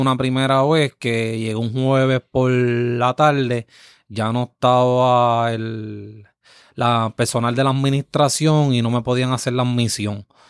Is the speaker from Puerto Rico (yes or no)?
yes; Yabucoa, Puerto Rico; mi pueblo